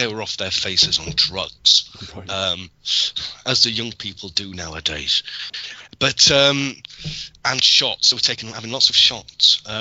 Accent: Yorkshire and the Humber, United Kingdom; I'm a Yorkshireman

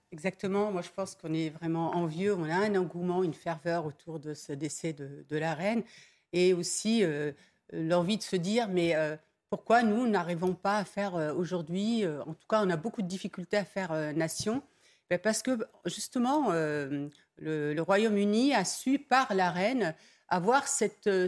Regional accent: Dreux, Centre-Val de Loire, France; je suis de Dreux

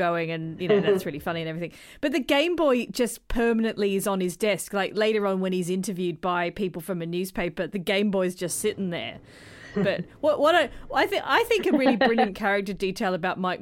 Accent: South Australia, Australia

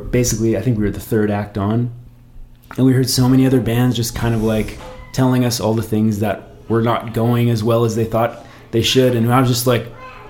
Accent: Canada; moved away as an adult; now in Nashville, United States; we are from Canada and you're used to doing things kind of the hard way.

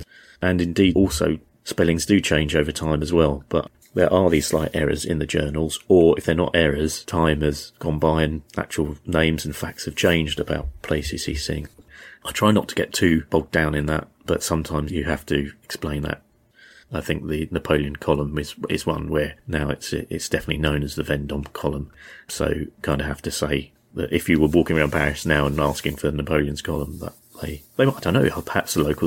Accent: United Kingdom; As a British person, we're notoriously bad at other languages, and I'm no exception in that regard

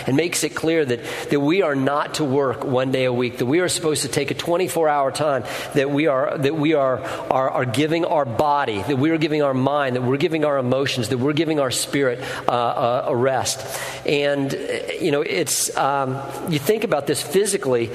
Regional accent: Colorado, United States; moved away; I grew up in Colorado, and we had a wood-burning stove

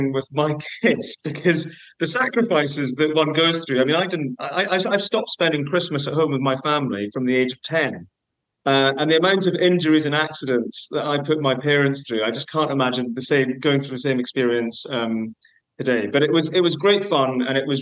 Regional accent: Edinburgh, Scotland, United Kingdom; I grew up in Edinburgh

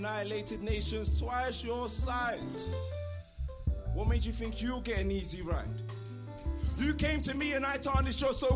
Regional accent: London, United Kingdom; I am from the East End.

